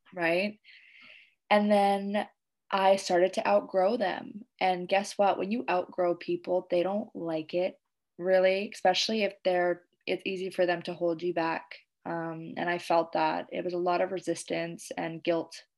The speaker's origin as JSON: {"language": "English", "country": "Canada", "moved": "yes", "lives_now": "Indonesia"}